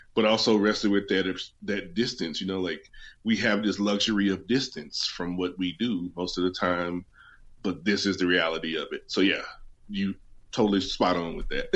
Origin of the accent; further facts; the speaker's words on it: West Virginia, United States; moved away as an adult; also born or lived in Denver; I'm from West Virginia, so my L's don't show up in the middle of my words often.